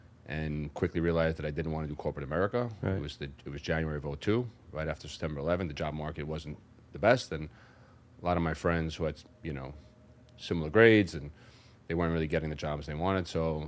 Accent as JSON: {"language": "English", "town": "New York City", "region": "New York", "country": "United States", "tie": "born or raised there", "said": "So I'm born and raised in Brooklyn, New York. Come from Greek descent, first generation American. Grew up in South Brooklyn."}